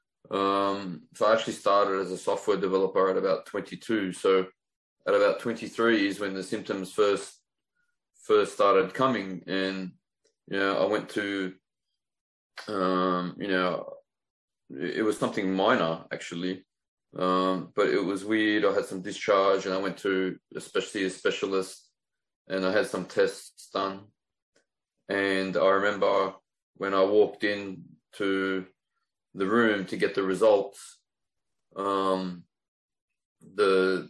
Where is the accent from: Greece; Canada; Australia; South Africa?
Australia; Sydney, New South Wales; I was born in Fairfield in Western Sydney, at Fairfield Hospital. I went to Fairfield High School and I lived there until in my 20s